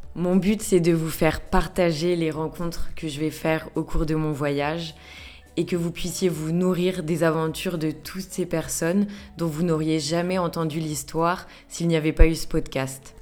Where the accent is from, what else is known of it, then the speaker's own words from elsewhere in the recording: France; moved away as an adult; now in Melbourne, Australia; j'ai quitté la France il y a maintenant deux mois pour l'Australie